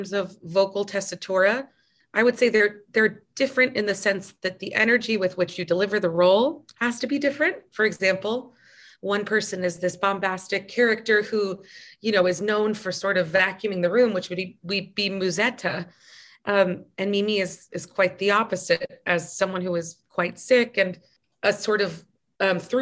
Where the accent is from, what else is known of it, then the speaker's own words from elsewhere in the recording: United States; growing up in the United States